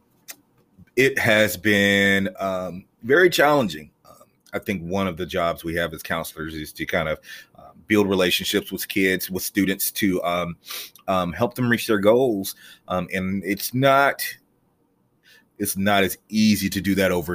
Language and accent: English; Greensboro, North Carolina, United States; I am from Greensboro, believe it or not. There's a lot of people who I meet in Greensboro who are not from Greensboro. But I am from Greensboro. I am a graduate of Dudley High School.